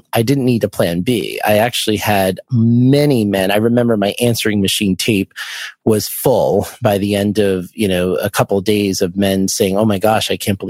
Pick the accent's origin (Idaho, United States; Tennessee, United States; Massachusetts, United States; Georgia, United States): Massachusetts, United States; Boston; I'm from the Boston area